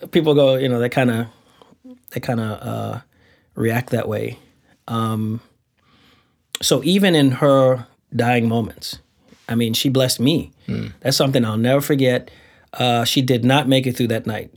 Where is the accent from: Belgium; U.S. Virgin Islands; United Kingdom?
U.S. Virgin Islands; Saint Thomas; I'm from the Virgin Islands.